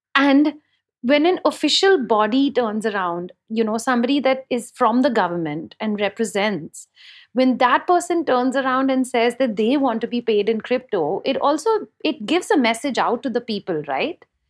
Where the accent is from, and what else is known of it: India